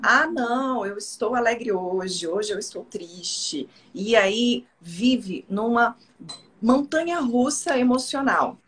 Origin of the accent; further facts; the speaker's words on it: Brasília, Federal District, Brazil; eu sou de Brasília